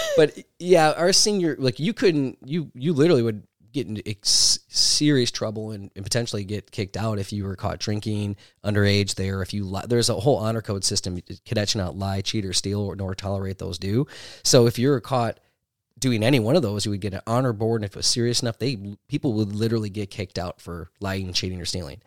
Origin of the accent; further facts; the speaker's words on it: Milwaukee, Wisconsin, United States; I grew up in Milwaukee